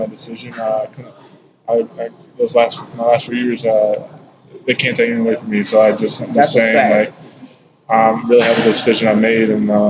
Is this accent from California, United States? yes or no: no; Grand Rapids, Michigan, United States; And growing up, I'm originally from Grand Rapids, Michigan.